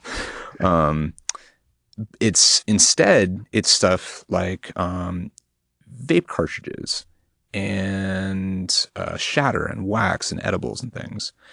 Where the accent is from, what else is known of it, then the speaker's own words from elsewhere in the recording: Portland, Oregon, United States; also born or lived in Eugene, Oregon; I'm from Portland, Oregon